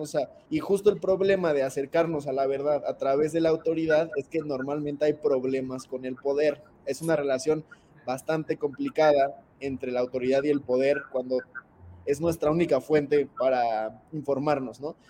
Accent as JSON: {"language": "Spanish", "country": "Mexico", "said": "como mexicanos"}